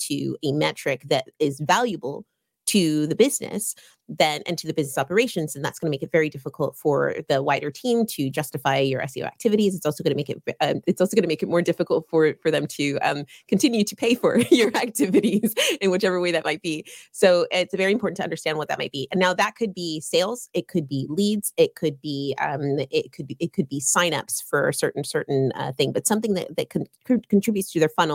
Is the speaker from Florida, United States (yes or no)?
no; California, United States; now in United Kingdom; I am based in the UK, but I am a California girl at heart.